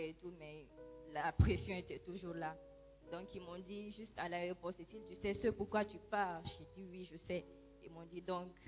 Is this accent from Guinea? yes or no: yes; Guinea; moved away as an adult; now in Ghana; je suis guinéenne et quand j'étais en Guinée, j'étais catholique, j'ai été baptisée déjà et confirmée là-bas.